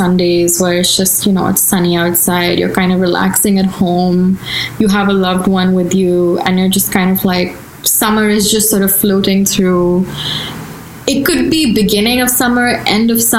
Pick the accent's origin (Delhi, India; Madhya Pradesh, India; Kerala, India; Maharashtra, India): Delhi, India; moved away as an adult; now in United States; I'm from Delhi, so North India is more Hindi dominant.